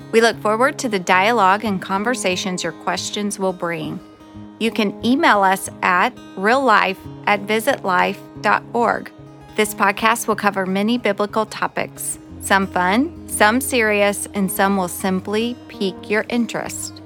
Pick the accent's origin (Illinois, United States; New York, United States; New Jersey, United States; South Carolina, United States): South Carolina, United States; moved away as an adult; also born or lived in Los Angeles; I was born in South Carolina